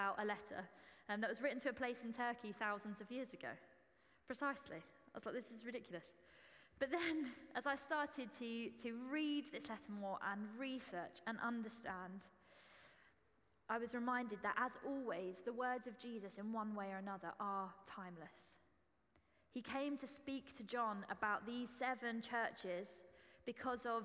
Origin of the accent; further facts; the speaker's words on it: Essex, East of England, United Kingdom; accent: Essex; moved away; Excuse the Essex accent, that's how it always is in my head. I am from Essex, so it's allowed